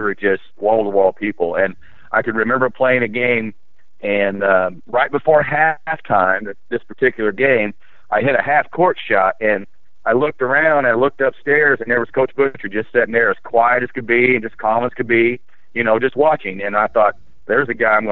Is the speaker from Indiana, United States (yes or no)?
yes; Lagodi, Indiana, United States; I was born right here in Lagodi